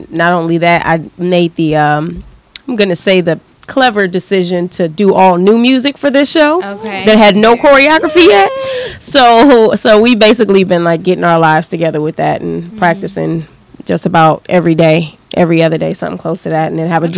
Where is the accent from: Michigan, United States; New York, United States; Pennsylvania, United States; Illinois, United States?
Michigan, United States; Detroit; I'm from Detroit